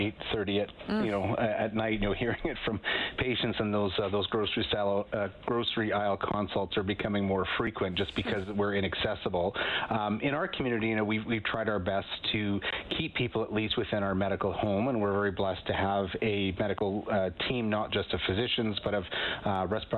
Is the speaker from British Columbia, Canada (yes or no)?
no; Winnipeg, Manitoba, Canada; moved away; I'm from Winnipeg, Manitoba originally